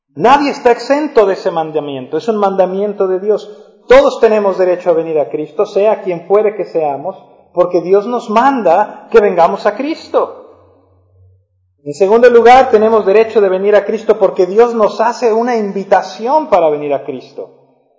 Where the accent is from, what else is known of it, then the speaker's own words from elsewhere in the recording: La Paz, Baja California Sur, Mexico; Cuando yo crecí aquí en La Paz éramos 160 mil